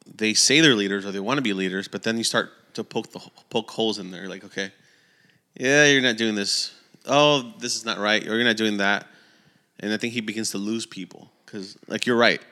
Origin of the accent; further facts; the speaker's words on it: California, United States; we're from California